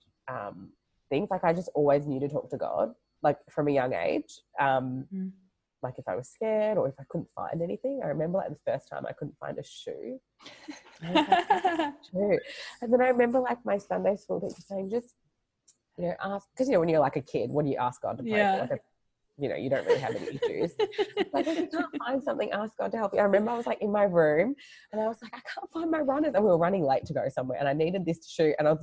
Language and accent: English; Australia; So I grew up in Australia. I was born here